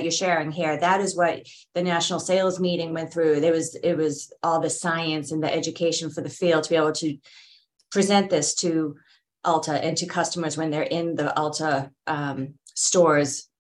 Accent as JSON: {"language": "English", "town": "Boston", "region": "Massachusetts", "country": "United States", "accent": "Boston", "said": "there's my Boston accent"}